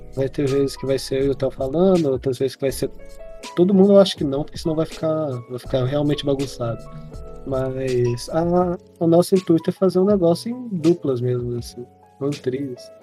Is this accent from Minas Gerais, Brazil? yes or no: yes; Minas Gerais, Brazil; a gente é de Minas Gerais